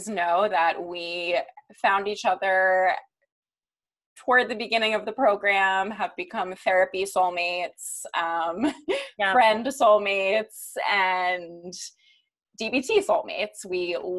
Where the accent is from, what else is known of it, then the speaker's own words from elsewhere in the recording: East Coast, United States; I grew up on the East Coast